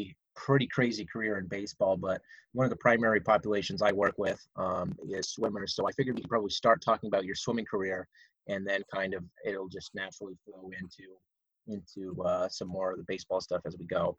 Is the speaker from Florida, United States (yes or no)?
no; Pottsville, Pennsylvania, United States; I'm from Pottsville